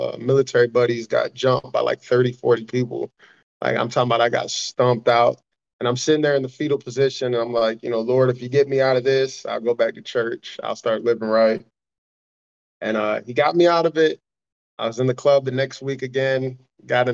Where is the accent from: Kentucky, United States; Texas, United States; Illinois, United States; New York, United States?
Illinois, United States; Chicago; I grew up in Chicago poor